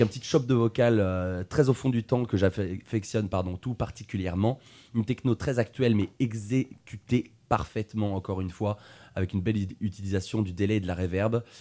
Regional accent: Tours, Centre-Val de Loire, France; je suis de Tours

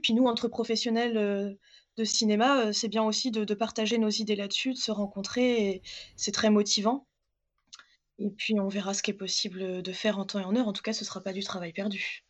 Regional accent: Châteauroux, Centre-Val de Loire, France; je viens de Châteauroux, il y a très belle salle euh, l'Apollo à Châteauroux, et du coup, mon école maternelle, en tout cas, nous emmenait beaucoup voir des films là-bas

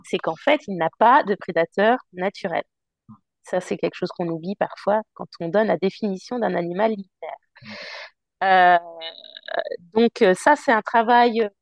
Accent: Paris, Île-de-France, France; also born or lived in London; now in Tours, France; je suis parisienne en plus d'origine

